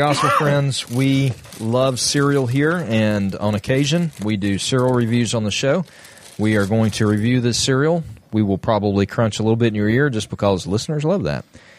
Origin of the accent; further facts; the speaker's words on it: Ireland; You're near my home country of Ireland.